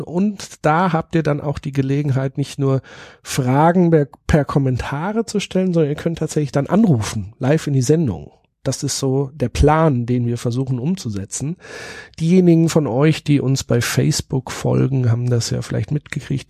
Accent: Würzburg, Bavaria, Germany; Würzburg ist natürlich nicht nur meine Heimatstadt

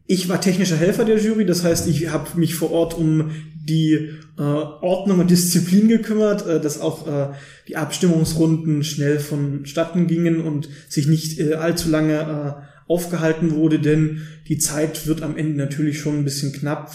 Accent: Löbau, Saxony, Germany; moved away as an adult; now in Dresden, Germany; komme gebürtig aus Löbau in der Oberlausitz

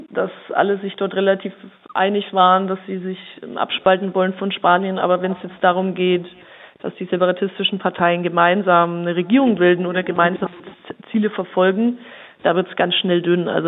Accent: Bavaria, Germany; wie Sie schon gesagt hatten. Ich bin 34 Jahre alt bin aus Oberfranken

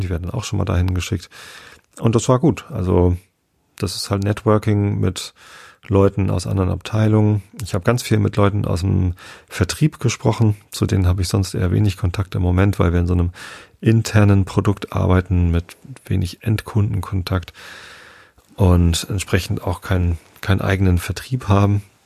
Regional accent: Northern Germany, Germany; Wir sind ja beide hier in Norddeutschland aufgewachsen

